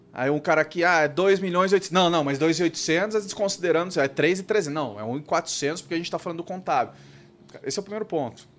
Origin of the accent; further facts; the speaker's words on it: Brazil; como, como brasileiro